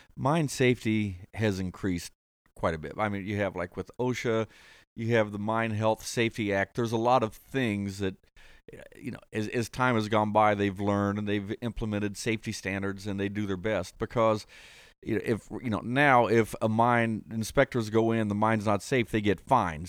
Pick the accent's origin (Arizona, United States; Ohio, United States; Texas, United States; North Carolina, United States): Ohio, United States; Columbus; also born or lived in Martin County, Kentucky; I grew up in Columbus. The family was from Martin County